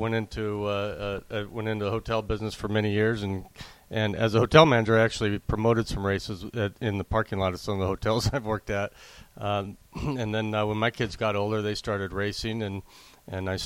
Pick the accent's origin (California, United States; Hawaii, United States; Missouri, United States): California, United States; Southern; now in Las Vegas, United States; I grew up in Southern California, and then I've been living in Las Vegas since 84.